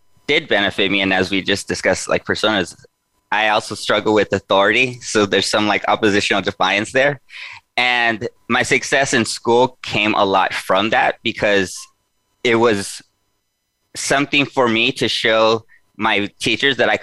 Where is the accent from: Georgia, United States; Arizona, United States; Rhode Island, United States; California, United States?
California, United States; Los Angeles; I was born and raised in East Los Angeles. So I grew up in the 80s and 90s there